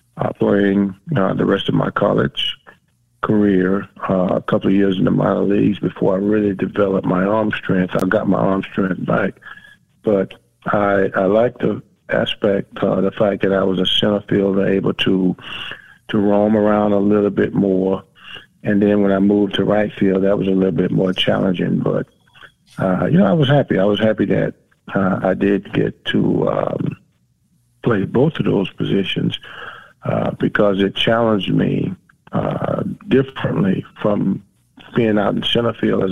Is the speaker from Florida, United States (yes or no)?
yes; Miami, Florida, United States; growing up in South Florida, in Miami, I was always used to extreme warm temperatures.